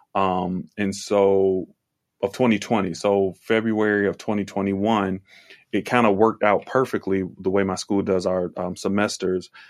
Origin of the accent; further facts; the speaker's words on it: Virginia, United States; I am from Virginia.